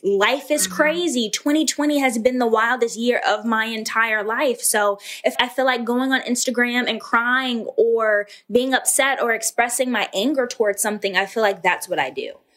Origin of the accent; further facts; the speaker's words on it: Atlanta, Georgia, United States; I was born and raised in Atlanta, Georgia.